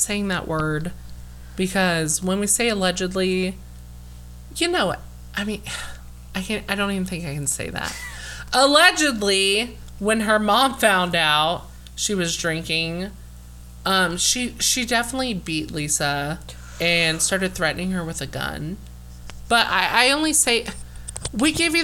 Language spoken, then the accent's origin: English; Indiana, United States; We're from Indiana